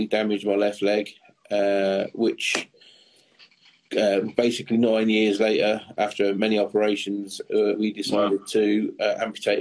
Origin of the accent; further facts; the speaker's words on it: Boston, East Midlands, United Kingdom; moved away as an adult; also born or lived in Stoke-on-Trent / Surrey; We moved over to Boston in Lincolnshire